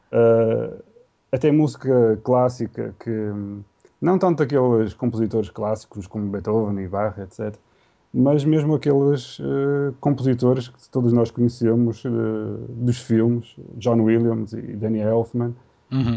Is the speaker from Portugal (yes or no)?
yes; Portugal; also born or lived in Vila Nova de Gaia; ninguém me conseguia identificar que eu fosse português